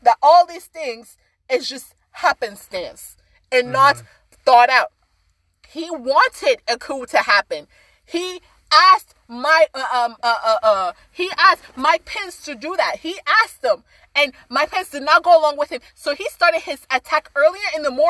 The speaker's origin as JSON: {"language": "English", "country": "Sierra Leone", "tie": "born or raised there", "moved": "yes", "said": "I'm from Sierra Leone."}